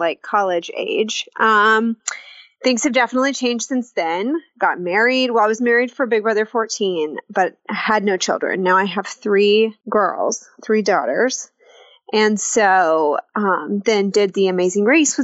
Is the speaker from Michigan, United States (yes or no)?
no; Arkansas, United States; moved away as an adult; also born or lived in Fayetteville, Arkansas / New York City; now in Tulsa, United States; I grew up in Arkansas, in a small town that no one's ever heard of, and lived there my whole life